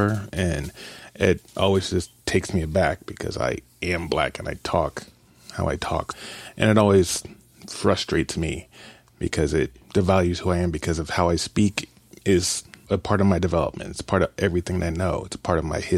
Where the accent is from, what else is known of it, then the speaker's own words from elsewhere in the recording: Kansas City, United States; now in Columbia, United States; I grew up in Kansas City